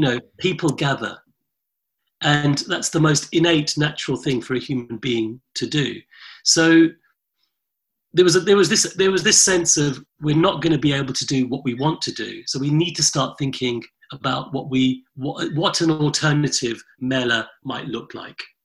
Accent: London, United Kingdom; my front room growing up in London in the late 70s and early 80s

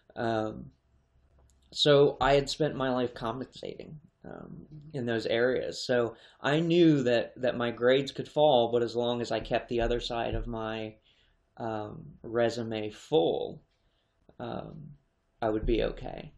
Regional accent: Harrisburg, Pennsylvania, United States; I was born in Harrisburg

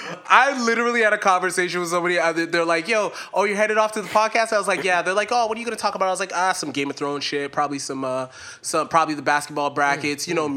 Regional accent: the South, United States; I was from the South.

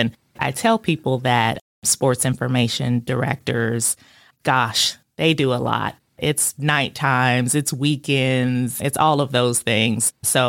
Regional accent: Illinois, United States; also born or lived in Texas / Philippines; And then we moved to Illinois. So that's where I consider home to be. I spent the majority of my adolescence in Illinois.

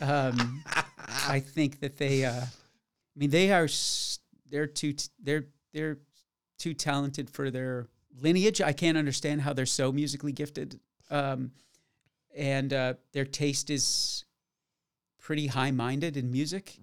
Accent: Florida, United States; my hometown of Florida

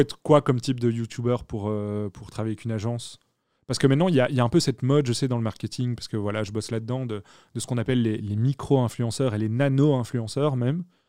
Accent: Belgium; je suis belge, donc je dis pas Twitch.

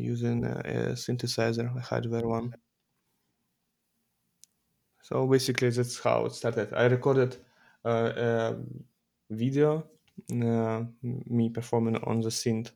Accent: Russia; I'm from Russia

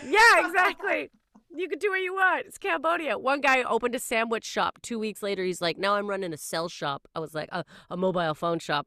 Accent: Canada; I am Canadian

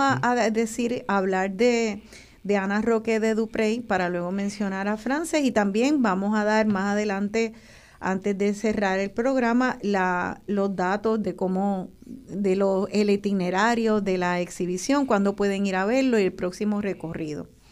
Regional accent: Puerto Rico; nuestra isla

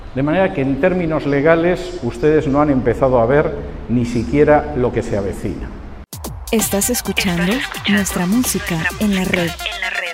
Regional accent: Spain; moved away; mi país de origen, en España

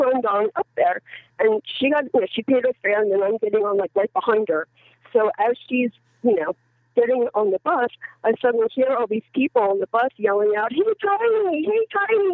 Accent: United States; I am an American

